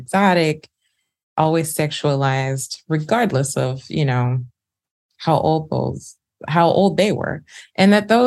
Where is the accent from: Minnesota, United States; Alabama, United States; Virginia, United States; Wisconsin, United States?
Alabama, United States; Birmingham; Birmingham, Alabama, where I'm from